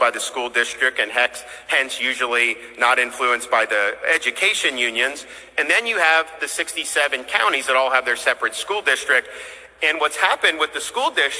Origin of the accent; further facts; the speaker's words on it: Florida, United States; as a kid when I was growing up in Florida